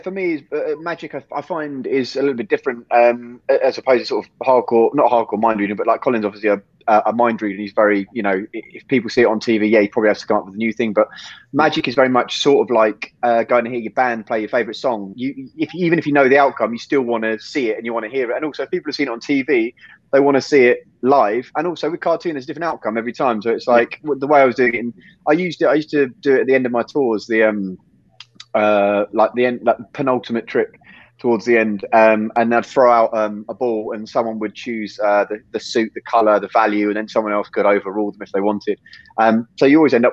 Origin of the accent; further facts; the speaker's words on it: England, United Kingdom; So I was born in England when I was zero, and then 1 to 15, 16, we were in Spain